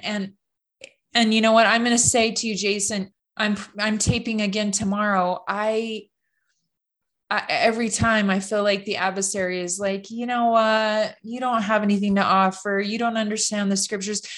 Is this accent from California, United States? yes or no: yes; Loma Rica, California, United States; I grew up in California, just outside of about forty-five minutes north of Sacramento in a little small farming community called Loma Rica